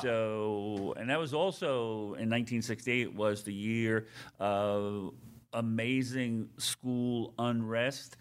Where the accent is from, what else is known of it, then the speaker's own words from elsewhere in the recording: Seaford, New York, United States; moved away as an adult; also born or lived in Queens, New York; now in South Dakota, United States; then my family moved out about thirty miles outside of New York City in Nassau County into what was then a small town called Seaford near Jones Beach, and that's where I ultimately grew up and graduated from high school